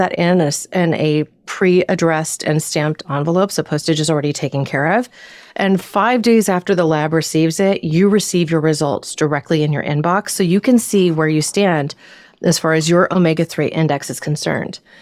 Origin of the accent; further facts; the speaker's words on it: Southern Oregon, United States; now in Northern California, United States; I grew up in Southern Oregon and what is known as the Pacific Northwest